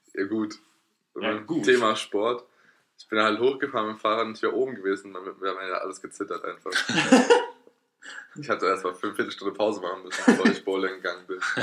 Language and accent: German; Erlenbach, Germany; da wo ich herkomme, in Erlenbach